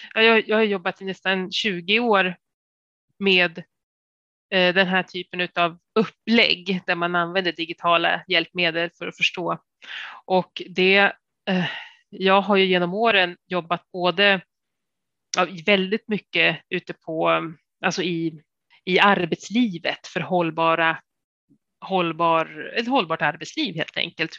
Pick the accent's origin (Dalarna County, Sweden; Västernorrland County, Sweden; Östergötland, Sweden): Västernorrland County, Sweden; Sundsvall; moved away; jag är ju från Sundsvall